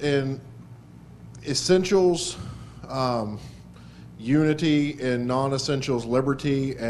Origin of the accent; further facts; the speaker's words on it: West Virginia, United States; I'm from West Virginia